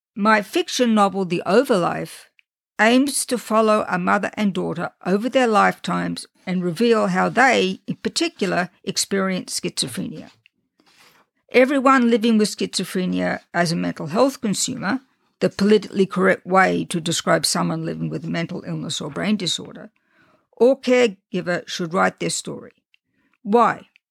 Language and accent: English; Australia; accent: Australian; also born or lived in England / France; now in United States; I was born and raised in Australia, and I did nothing to try to get rid of my Australian accent